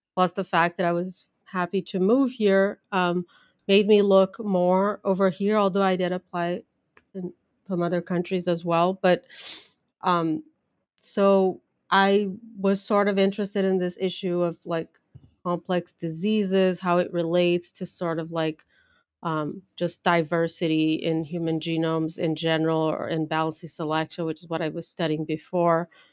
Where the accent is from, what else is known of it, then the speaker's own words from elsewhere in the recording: Brazil; English is a second language; moved away as an adult; also born or lived in São Paulo, Brazil / Leipzig, Germany / Denver, United States; now in Pennsylvania, United States; I grew up in Brazil, went to college there and grad school